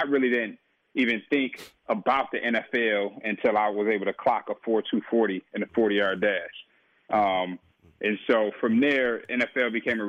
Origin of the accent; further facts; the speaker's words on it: Detroit, Michigan, United States; And so, you know, growing up in Detroit, a tough environment, tough community